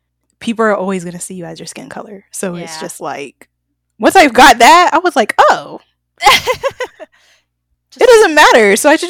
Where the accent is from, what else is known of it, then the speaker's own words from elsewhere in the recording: Atlanta, Georgia, United States; Girl, I was born and raised in Atlanta.